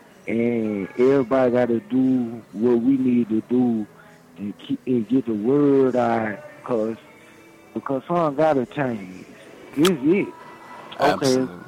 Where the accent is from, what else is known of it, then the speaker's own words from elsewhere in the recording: Houston, Texas, United States; now in North Dakota, United States; Man, I'm in North Dakota, but I'm from Houston, Texas, man.